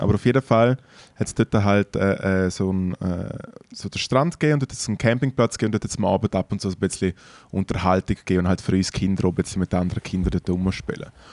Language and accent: German; Switzerland; in den Schweizer Bergen, in der Nähe von meiner Heimat